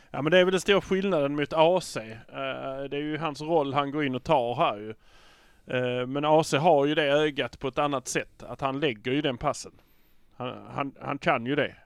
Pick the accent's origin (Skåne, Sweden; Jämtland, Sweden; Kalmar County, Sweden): Skåne, Sweden; Malmö; vi är från Malmö